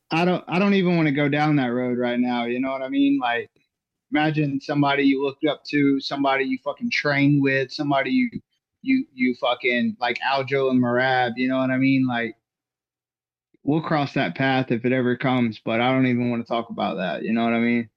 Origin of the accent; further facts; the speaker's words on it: Georgia, United States; I'm from Georgia